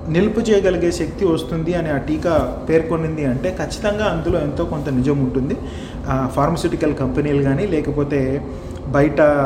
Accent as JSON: {"language": "Telugu", "country": "India", "moved": "yes", "lives_now": "New Zealand", "said": "నేను ఒక భారతీయుడిగా వేరే దేశాల్లో ఉంటూ"}